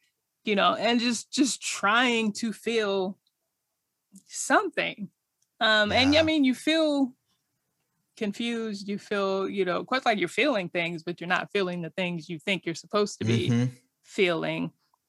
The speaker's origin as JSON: {"language": "English", "town": "Riverside", "region": "California", "country": "United States", "tie": "born or raised there", "said": "Riverside, California."}